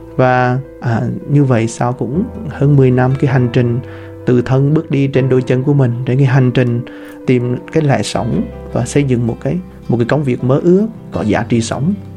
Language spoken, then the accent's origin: Vietnamese; Vietnam; người Việt Nam mình dân tộc Việt Nam chúng ta